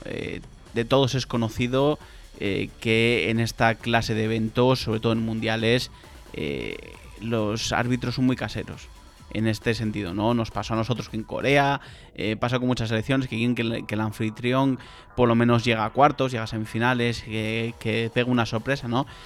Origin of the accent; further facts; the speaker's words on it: Spain; soy español